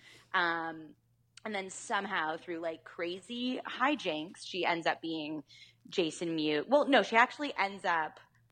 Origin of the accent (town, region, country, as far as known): Canada